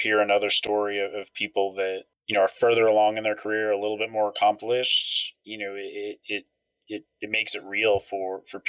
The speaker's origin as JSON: {"language": "English", "town": "Ashland", "region": "Pennsylvania", "country": "United States", "tie": "born or raised there", "also_born_or_lived": "Allentown, Pennsylvania", "moved": "as an adult", "lives_now": "Durham, United States", "said": "So I grew up in a very tiny town in central Pennsylvania. Not many people have heard of it. Ashland, Pennsylvania."}